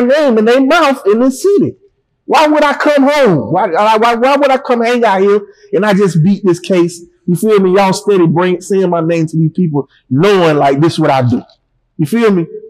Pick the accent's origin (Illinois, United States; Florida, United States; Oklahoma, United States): Florida, United States; Panama City; moved away; I don't come home to Panama City